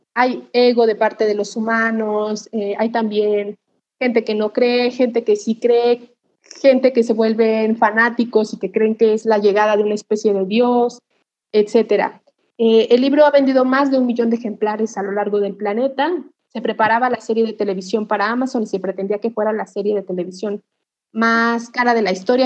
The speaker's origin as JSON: {"language": "Spanish", "country": "Mexico", "said": "nosotros como mexicanos"}